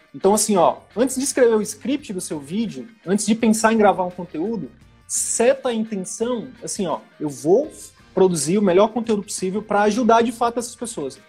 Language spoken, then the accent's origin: Portuguese; interior of the Northeast, Northeast Region, Brazil; eu sou do interior do Nordeste